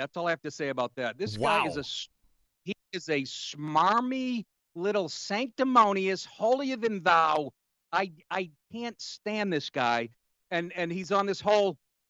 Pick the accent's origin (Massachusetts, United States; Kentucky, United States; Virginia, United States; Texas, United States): Massachusetts, United States; Boston; He's first of all, he talks like me. I'm from Boston.